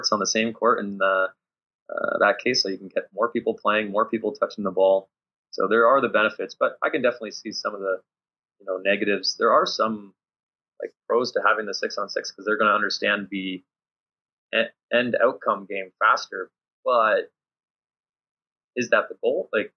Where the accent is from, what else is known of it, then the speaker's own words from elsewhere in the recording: Canada; moved away; also born or lived in Luxembourg; I'm coming from Canadian system.